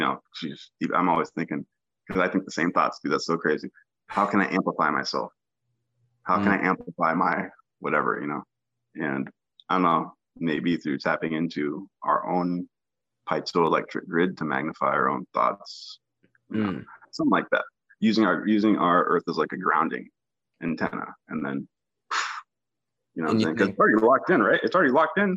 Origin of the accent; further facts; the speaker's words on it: California, United States; I'm from California. I'm in Memphis, Tennessee right now